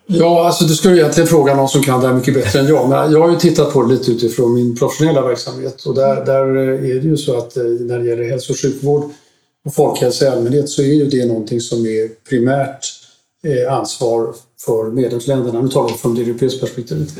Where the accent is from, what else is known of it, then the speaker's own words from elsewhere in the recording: Sweden; moved away as an adult; also born or lived in Brussels, Belgium; jag kom hem till Sverige från Bryssel i eh, mitten av september